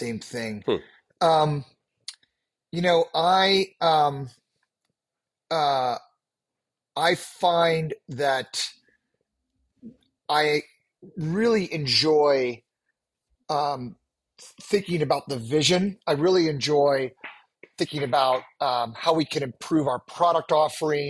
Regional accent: Washington, District of Columbia, United States; I was born and raised on the East Coast in Washington, D.C.

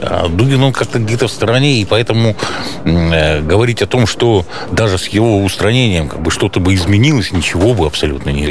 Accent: Republic of Karelia, Russia; moved away as an adult; also born or lived in Petrozavodsk; now in Estonia; я ведь родился в Карелии

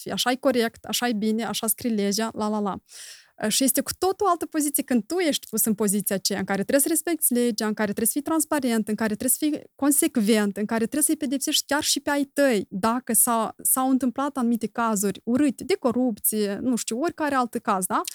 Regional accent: Moldova; noi doar în Moldova, noi trăim

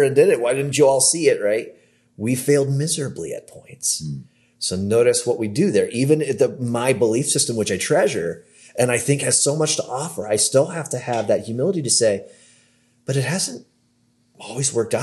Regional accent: Cleveland, Ohio, United States; moved away; I'm from the Cleveland area

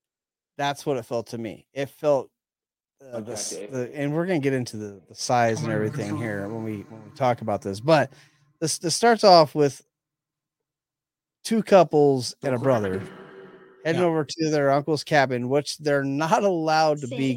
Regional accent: Saskatchewan, Canada; I'm from Saskatchewan.

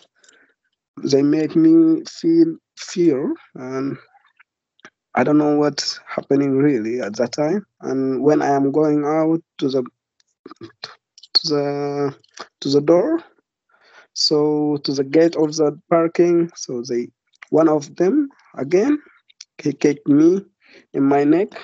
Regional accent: Darfur, Sudan; now in United Kingdom; I come from Darfur, and I'm 23 years old

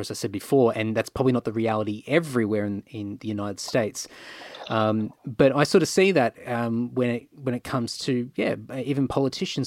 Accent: Queensland, Australia; moved away as an adult; also born or lived in Rockhampton, Queensland / Brisbane, Queensland; now in Sydney, Australia; I grew up I grew up in Queensland all my life

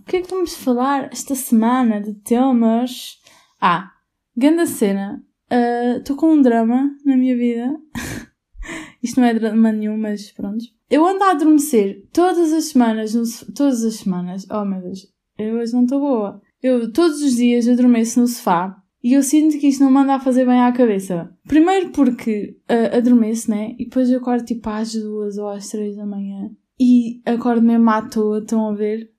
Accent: Albufeira, Algarve, Portugal; seria Albufeira, porque a qualidade de vida é incrível, mesmo no inverno e tudo mais. E é a minha terra natal

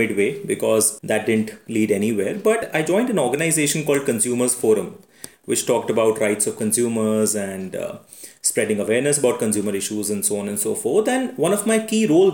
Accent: Aligarh, Uttar Pradesh, India; moved away as an adult; also born or lived in Delhi; when I moved to Delhi University from my town in Aligarh

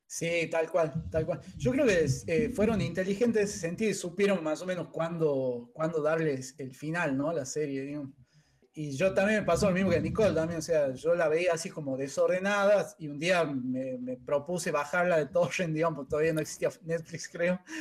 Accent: Catamarca, Argentina; moved away as an adult; now in Tucumán, Argentina; nosotros dos somos de Catamarca

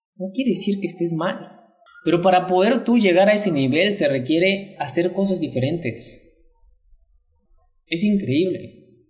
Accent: Mexico; mexicano, emprendedor y empresario

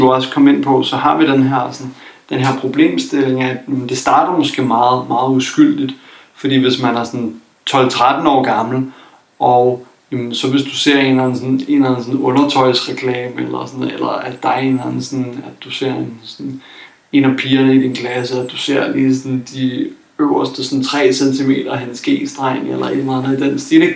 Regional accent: Copenhagen, Capital Region of Denmark, Denmark; jeg kommer fra København

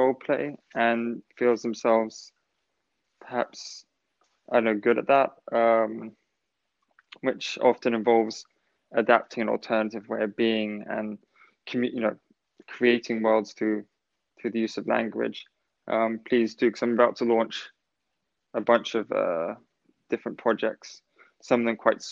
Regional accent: England, United Kingdom; being an English person

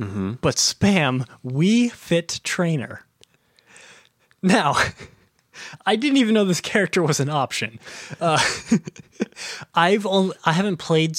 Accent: United States; we are both American.

